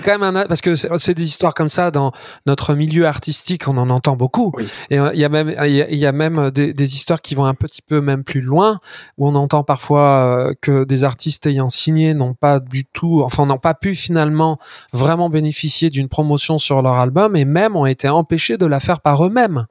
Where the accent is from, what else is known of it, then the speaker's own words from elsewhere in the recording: Auvergne-Rhône-Alpes, France; notre région Auvergne-Rhône-Alpes